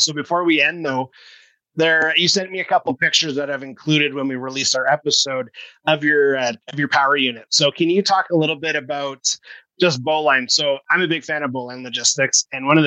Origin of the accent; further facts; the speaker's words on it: Kelowna, British Columbia, Canada; Kelowna, whereas that's my hometown